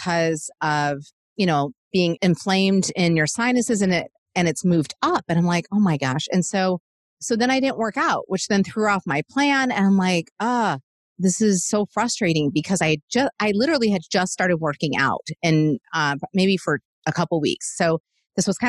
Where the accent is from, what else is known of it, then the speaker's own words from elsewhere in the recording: Michigan, United States; now in Nashville, United States; I'm from Michigan originally